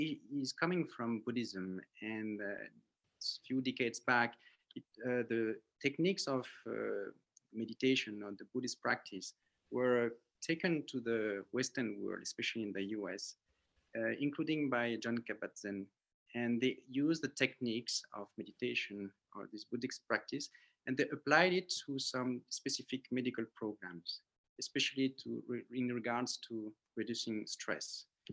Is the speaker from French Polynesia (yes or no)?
yes; French Polynesia; born there; Yeah, so I was born in Tahiti from a French father, Cambodian mother, Vietnamese grandmother, and Chinese great-grandfather.